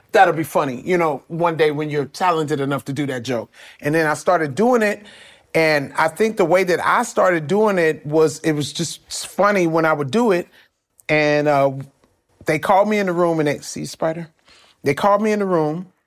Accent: Compton, California, United States; I'm from Compton.

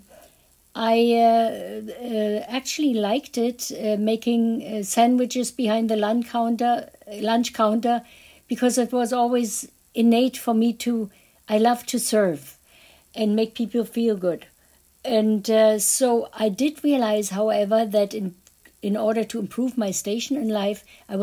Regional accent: Berlin, Germany; I was born in Berlin, the epicenter of Nazi

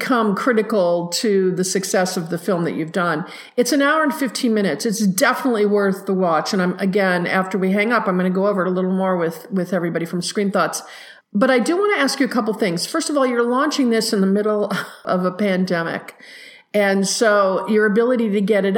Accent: United States

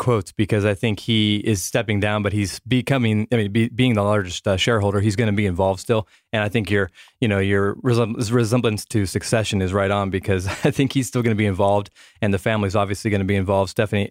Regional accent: Oregon, United States; growing up in Oregon, believe me, he killed my Ducks many, many years.

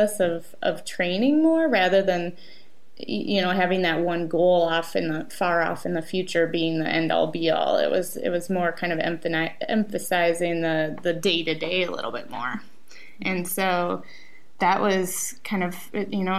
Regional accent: Minneapolis, Minnesota, United States; it's my hometown race

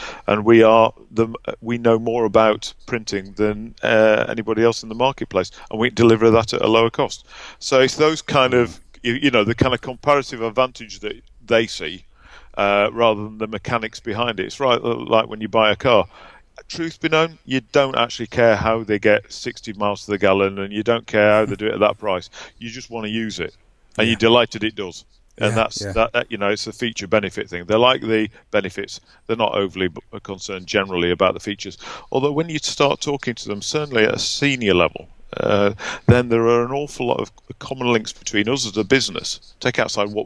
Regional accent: Barnsley, Yorkshire and the Humber, United Kingdom; I'm very proudly from Barnsley in Yorkshire

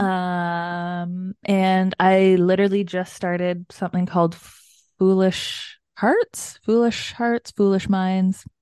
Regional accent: Canada; We're Canadian

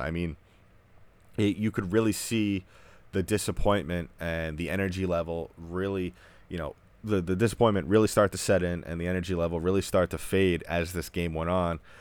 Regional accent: New York, United States; I grew up in New York

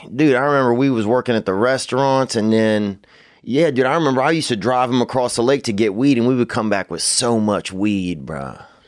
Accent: Louisiana, United States; now in Los Angeles, United States; growing up in Louisiana

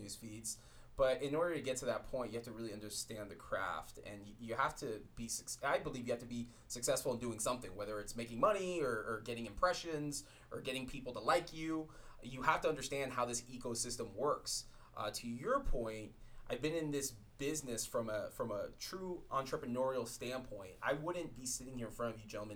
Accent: Miami, Florida, United States; moved away; also born or lived in San Francisco; It's going to be my hometown. Shout out to the 305.

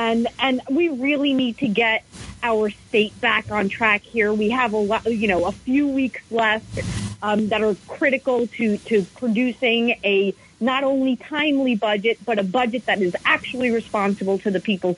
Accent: New York, United States; I've been feeling really embarrassed as a New Yorker

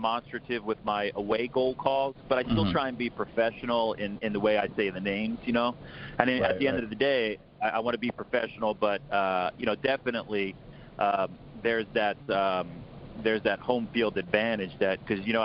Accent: United States; I'm like an American

